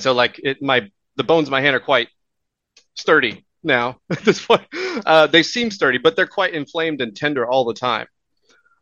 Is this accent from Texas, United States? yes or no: yes; Houston, Texas, United States; moved away as an adult; also born or lived in Louisiana / New York / Oklahoma; now in Vancouver, Canada; I was born in Houston, raised in Texas.